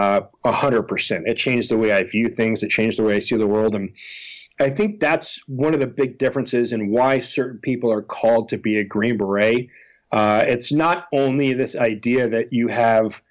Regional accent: Texas, United States; being from a military family, growing up in Texas

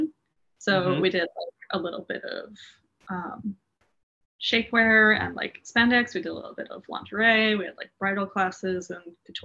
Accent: Yonkers, New York, United States; also born or lived in Ardsley, New York; until I was 11 or 12, I grew up in Yonkers, which is right above the Bronx

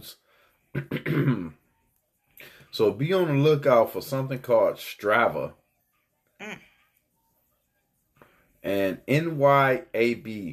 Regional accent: Detroit, Michigan, United States; I'm from Detroit

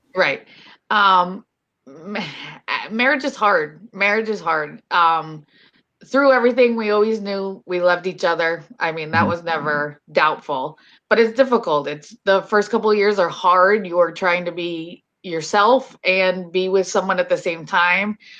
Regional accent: Hollywood, Florida, United States; I grew up here in Florida, but down south in Hollywood

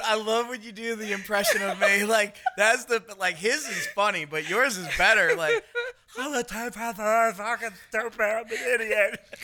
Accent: New York, United States; I'm the New Yorker

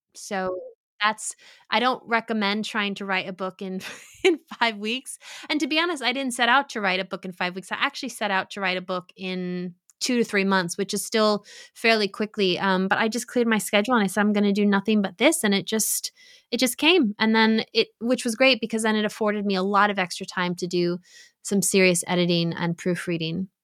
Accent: New York, United States; I grew up in New York. I grew up in an Italian Catholic American community

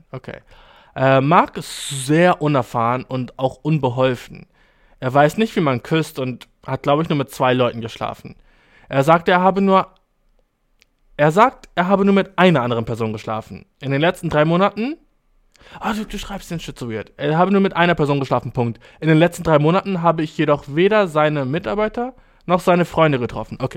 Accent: Albania; Ich komme aus Albanien, Mann, dude.

